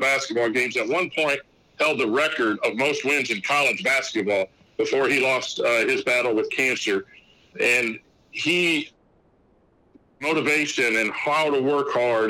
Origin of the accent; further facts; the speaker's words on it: La Porte, Indiana, United States; I'm originally from Laporte, Indiana